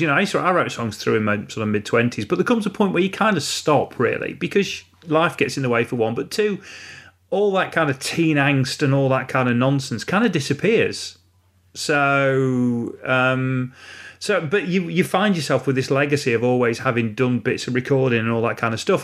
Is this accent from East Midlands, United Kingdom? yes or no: yes; Retford, East Midlands, United Kingdom; I was born and raised in Retford